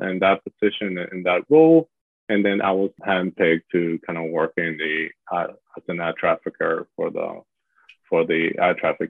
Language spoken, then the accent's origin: English; Miami, Florida, United States; also born or lived in Panama; I was born in Panama, so I'm from the U.S., but I have spent most of my life living in Miami, Florida